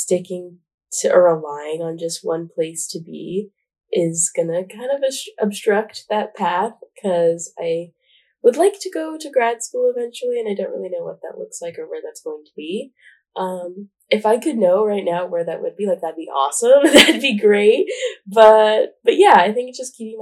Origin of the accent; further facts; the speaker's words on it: Albuquerque, New Mexico, United States; moved away as an adult; now in Washington, D.C., United States; I'm from Albuquerque, New Mexico, and that's like a really big part of me